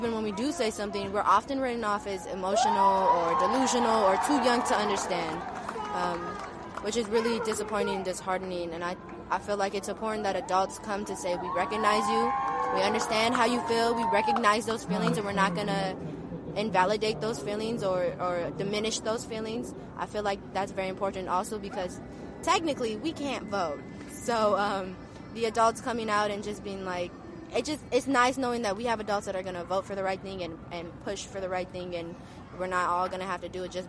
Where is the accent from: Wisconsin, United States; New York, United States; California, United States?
California, United States; San Francisco; I'm from San Francisco